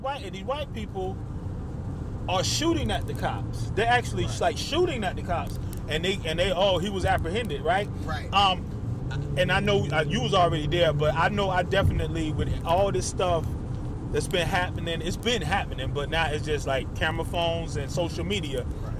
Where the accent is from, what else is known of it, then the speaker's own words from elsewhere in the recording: United States; we are American citizens, born and raised